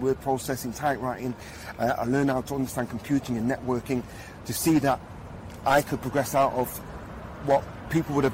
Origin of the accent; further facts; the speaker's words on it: Manchester, North West England, United Kingdom; I have 6 sisters and 3 brothers, and we grew up in Manchester